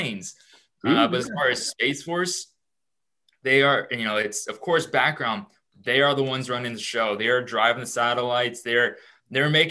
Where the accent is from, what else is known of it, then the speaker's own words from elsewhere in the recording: Houston, Texas, United States; now in St. Louis, United States; I'm out here in St. Louis. I'm originally from Houston